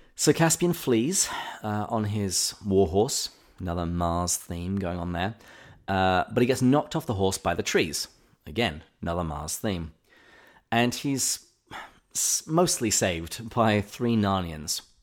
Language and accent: English; England, United Kingdom; growing up in England